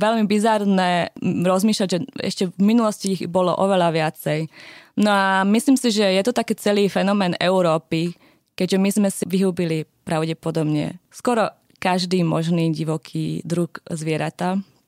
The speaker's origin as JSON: {"language": "Slovak", "country": "Slovakia", "moved": "yes", "lives_now": "Norway", "said": "u nás na Slovensku"}